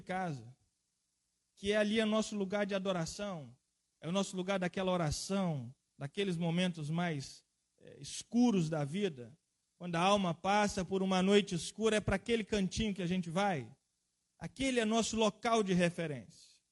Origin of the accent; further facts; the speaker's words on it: Guarapari, Espírito Santo, Brazil; also born or lived in Setiba, Guarapari; Eu mesmo fui criado ali na Rua da Marinha, no Itapebu Sul